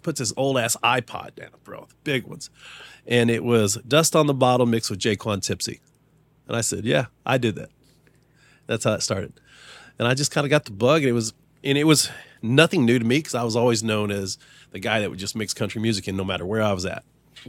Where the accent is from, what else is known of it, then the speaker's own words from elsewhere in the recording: Arkansas, United States; also born or lived in Dallas, Texas; I was born in Dallas, Texas, and my grandfather passed and went to Arkansas.